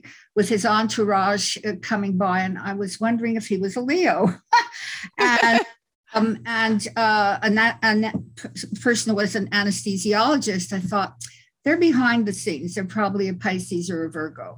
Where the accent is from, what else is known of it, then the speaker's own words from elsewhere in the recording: Montreal, Quebec, Canada; moved away; also born or lived in California; I was born in Montreal in Canada. I'm Canadian.